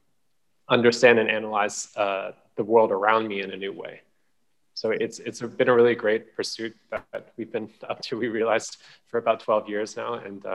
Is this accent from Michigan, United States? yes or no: no; San Francisco, California, United States; also born or lived in Hong Kong; I was born in Hong Kong. So from an early age, my earliest memories are of walking around these giant skyscrapers, experiencing kind of the hustle, bustle, all the sights, the sounds and the smells of the city. When I was relatively young, my family moved to San Francisco.